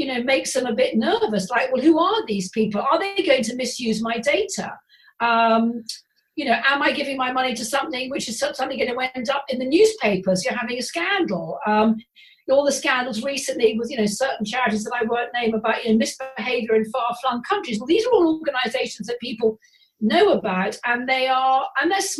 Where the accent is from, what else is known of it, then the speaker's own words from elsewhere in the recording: England, United Kingdom; we're English